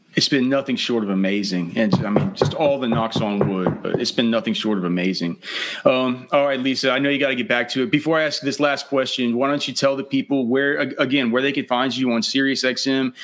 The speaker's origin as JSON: {"language": "English", "region": "Texas", "country": "United States", "tie": "born or raised there", "said": "I'm from I'm from Texas. I've sp- spent my whole life here."}